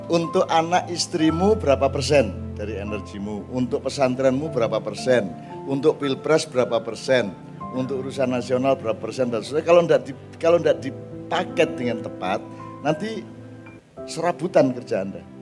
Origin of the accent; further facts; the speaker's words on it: East Java, Indonesia; harus punya cita-cita sebagai orang Madura secara keseluruhan, tidak hanya pribadi-pribadi. Dulu kita punya Basrah, kita sekarang tidak punya.